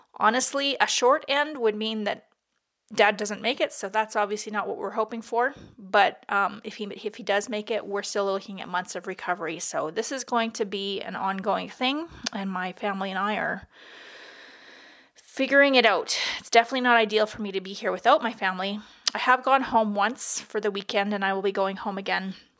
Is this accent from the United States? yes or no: no; Peace River, Alberta, Canada; Peace River, which is my hometown